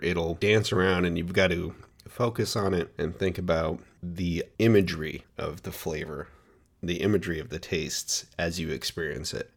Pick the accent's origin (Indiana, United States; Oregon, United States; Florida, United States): Oregon, United States; Portland; Portland, Oregon, my hometown